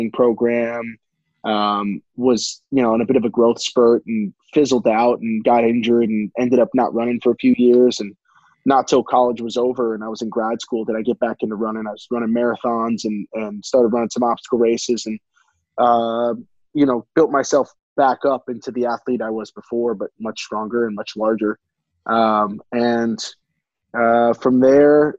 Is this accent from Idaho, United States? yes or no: no; Montgomery County, Maryland, United States; I grew up pretty local. I was Montgomery County, Maryland